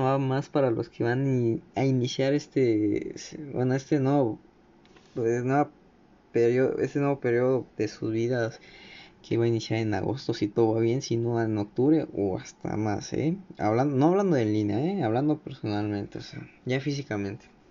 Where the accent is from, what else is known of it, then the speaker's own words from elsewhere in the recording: Mexico; aquí en México de donde soy